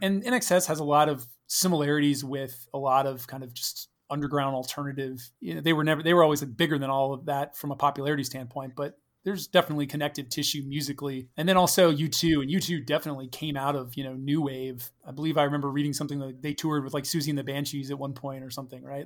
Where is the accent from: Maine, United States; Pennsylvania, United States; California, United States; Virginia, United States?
Virginia, United States; Fredericksburg; we moved right before kindergarten to Stafford